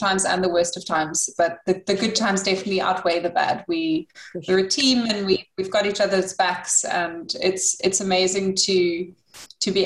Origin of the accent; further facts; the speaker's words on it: Robertson, Western Cape, South Africa; I am from Springfield Estate, which is in Robertson in the Western Cape of South Africa. Springfield is my family's farm, so it's been in our family for over 100 years